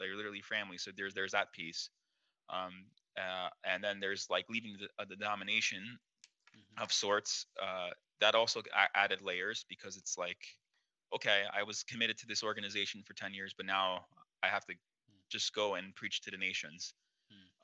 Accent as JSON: {"language": "English", "region": "East Coast", "country": "United States", "tie": "born or raised there", "also_born_or_lived": "New York City", "moved": "as an adult", "lives_now": "Burbank, United States", "said": "I'm an East Coast person my whole life"}